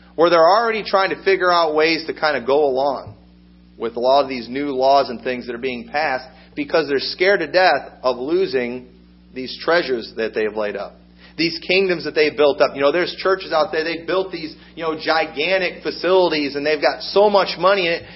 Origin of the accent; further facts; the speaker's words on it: United States; I'm an American